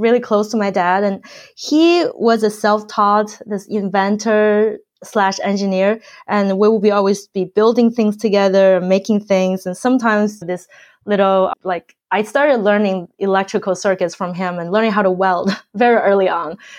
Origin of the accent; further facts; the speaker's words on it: China; moved away; I grew up in China